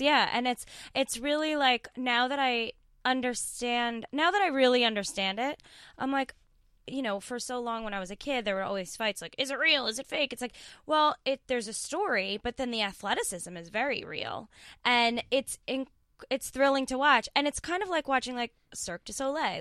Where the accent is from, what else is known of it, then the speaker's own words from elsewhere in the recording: New York, United States; I grew up in New York